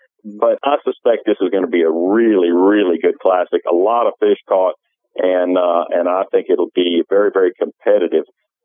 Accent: Florida, United States; I'm from Florida

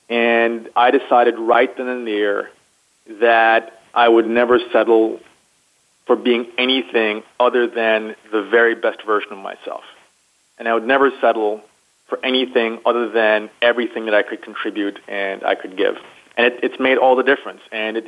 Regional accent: United States; particularly as a young black man growing up in the United States, there were certainly a number of instances and a number of challenges that I encountered.

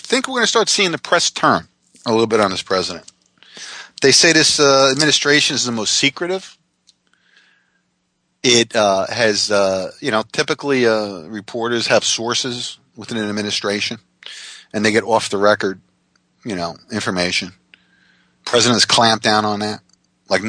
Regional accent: Jackson Township, United States; my hometown Jackson Township high school newspaper

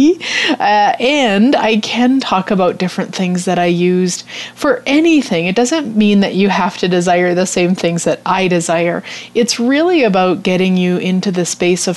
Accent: Canada; We're Canadian, or actually my husband's from England, but we live in Canada

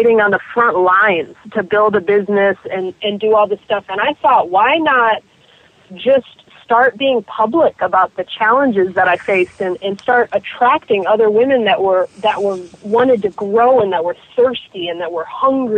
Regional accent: Miami, Florida, United States; I'm from Miami

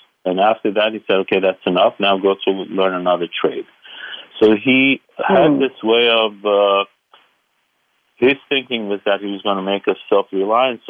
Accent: Aleppo, Aleppo Governorate, Syria; moved away; I call myself a simple boy from Aleppo because I was born in Aleppo, Syria.

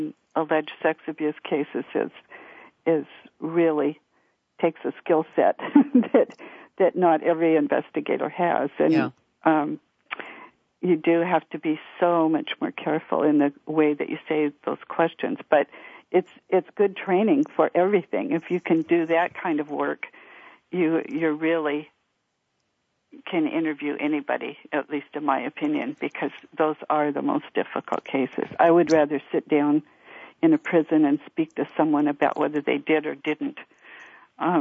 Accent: United States; reservation is my hometown, which was an Indian reservation

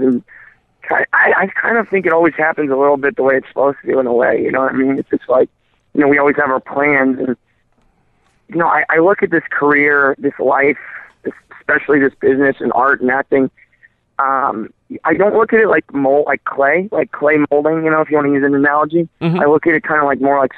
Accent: the Northwest, Pacific Northwest, United States; moved away; growing up in the Northwest, like there's mountains everywhere

